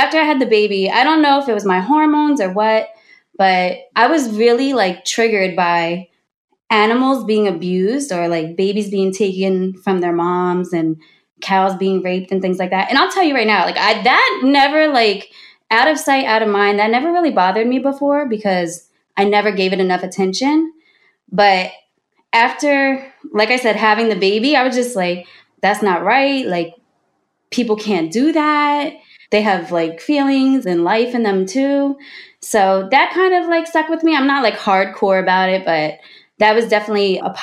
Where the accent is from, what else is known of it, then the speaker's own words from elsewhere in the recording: New Jersey, United States; we're from Jersey